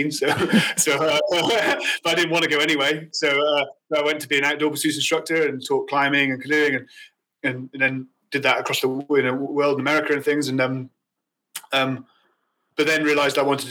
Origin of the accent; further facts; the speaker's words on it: Mid Wales, United Kingdom; also born or lived in Birmingham; I grew up in Mid Wales. I wasn't born in Mid Wales. I was born in Birmingham, and so lucky that my mum loved a program called The Good Life, and we moved to Mid Wales when I was 4